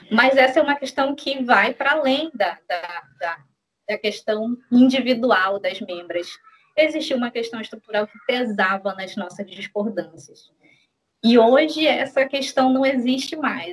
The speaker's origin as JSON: {"language": "Portuguese", "town": "Belém", "region": "Pará", "country": "Brazil", "said": "sou de Belém do Pará"}